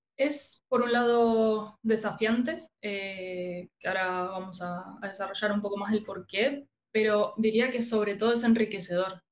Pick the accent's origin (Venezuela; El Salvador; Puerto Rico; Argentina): Argentina; now in Chile; soy argentina